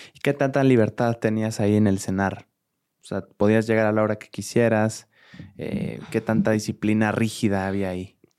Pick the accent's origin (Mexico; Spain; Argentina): Mexico; a todos como mexicanos